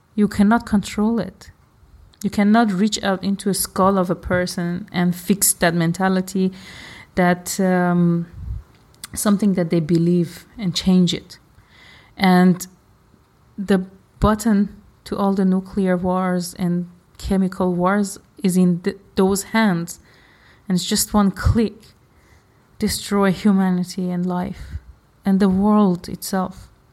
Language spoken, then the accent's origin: English; Iran; I am from Iran